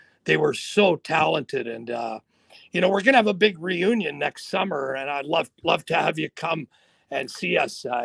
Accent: Sault Ste. Marie, Ontario, Canada; those people I grew up with in the Sioux

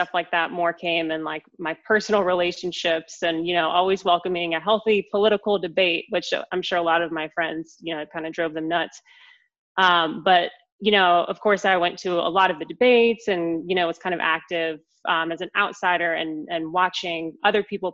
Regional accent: Asheville, North Carolina, United States; moved away as an adult; also born or lived in Raleigh, North Carolina; So I grew up in Asheville, North Carolina, in the mountains of our beautiful state. And I was born and raised in Asheville.

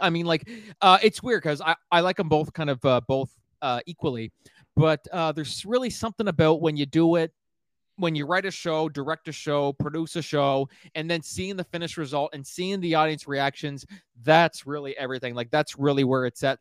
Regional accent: Miramichi, New Brunswick, Canada; my hometown of Miramichi, New Brunswick

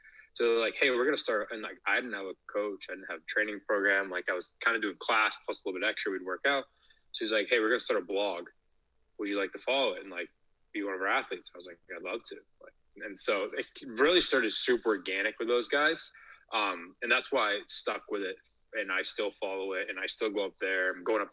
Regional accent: Maine, United States; also born or lived in New York City; I actually went to school in Portland, Maine. I'm born and raised in Maine.

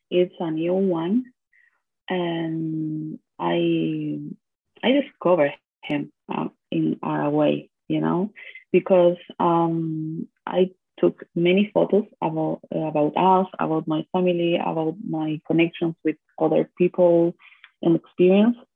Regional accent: Valparaíso, Chile; English is a second language; moved away; also born or lived in Buenos Aires, Argentina / Florianópolis, Brazil; I'm from Valparaíso, Chile. It's a port near from Santiago, the capital. And um, I define me like a woman, a Latin American woman.

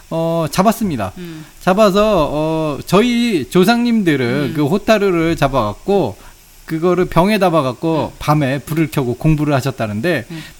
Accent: Seoul, South Korea; 그렇죠저는아무래도이제처음부터서울출신이었기때문에 아, 물론 제 어렸을 때 서울은 아무래도 좀 지금만큼 개발이 안 되던 시절이긴 했지만

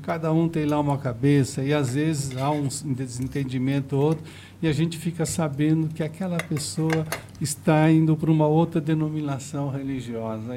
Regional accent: Osasco, São Paulo, Brazil; eu nasci em Presidente Altino

